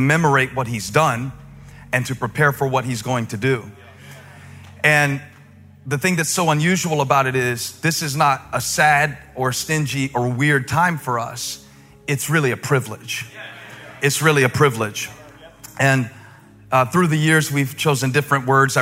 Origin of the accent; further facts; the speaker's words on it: the South, Southern United States, United States; accent: southern; my southern accent was so deep that I think people outside of like four states had to have a translator